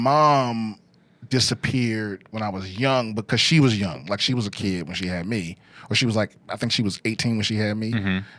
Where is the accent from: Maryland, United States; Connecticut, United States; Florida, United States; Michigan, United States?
Maryland, United States; I'm from D.C., Maryland.